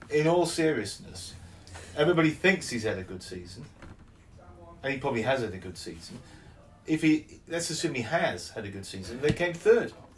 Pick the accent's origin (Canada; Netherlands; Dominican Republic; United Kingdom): United Kingdom; England; we're we're you know we're English